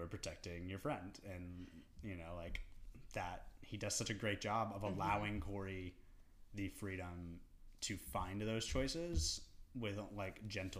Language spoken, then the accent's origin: English; East Tennessee, United States; growing up in East Tennessee